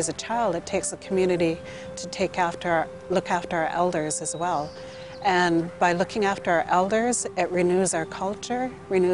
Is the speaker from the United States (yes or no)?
no; Gwa'sala-'Nakwaxda'xw Nation, British Columbia, Canada; I'm from the Gwasala Nakwadok tribe